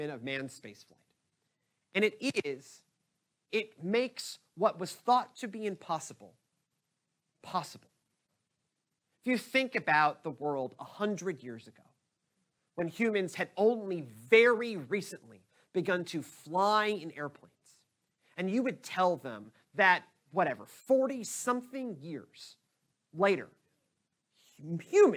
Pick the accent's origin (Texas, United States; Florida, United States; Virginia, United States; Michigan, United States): Texas, United States; Houston; I'm from Houston